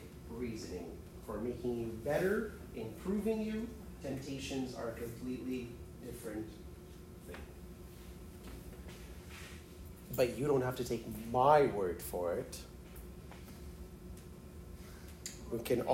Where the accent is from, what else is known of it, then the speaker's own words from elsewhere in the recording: Edmonton, Alberta, Canada; I grew up in Edmonton